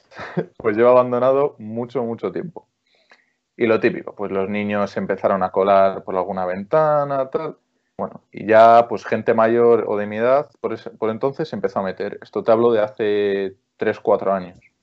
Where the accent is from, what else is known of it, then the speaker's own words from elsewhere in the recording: Cervera de Pisuerga, Castile and León, Spain; en mi pueblo, aquí en Palencia, en Cervera de Pisuerga